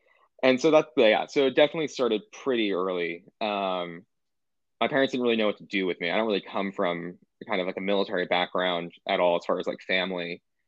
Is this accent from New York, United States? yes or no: yes; New York City, New York, United States; also born or lived in New Jersey; So I'm from like the Upper West Side of New York.